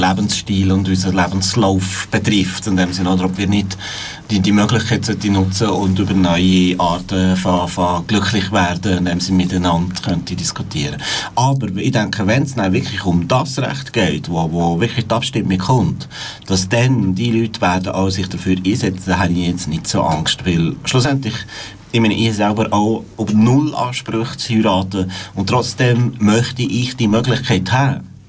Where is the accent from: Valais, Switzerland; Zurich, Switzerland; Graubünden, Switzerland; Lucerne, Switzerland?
Valais, Switzerland; moved away; also born or lived in Bern; Ich bin im Wallis aufgewachsen